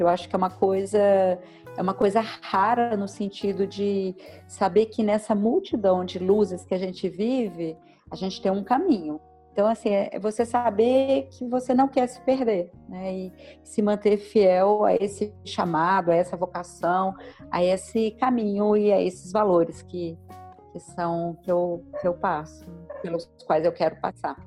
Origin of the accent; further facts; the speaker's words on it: Belo Horizonte, Minas Gerais, Brazil; moved away as an adult; also born or lived in Luanda; now in São Paulo, Brazil; também sou de Belo Horizonte, moro em São Paulo há 15 anos.